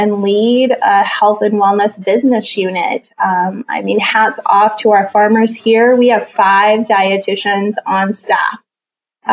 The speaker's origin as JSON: {"language": "English", "town": "Jerome", "region": "Idaho", "country": "United States", "tie": "born or raised there", "said": "So I grew up in Jerome, Idaho, and that area is called the Magic Valley."}